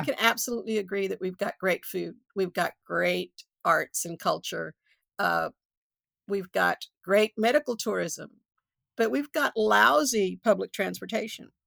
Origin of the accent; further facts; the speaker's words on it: Houston, Texas, United States; I come from East End, eh, of Magnolia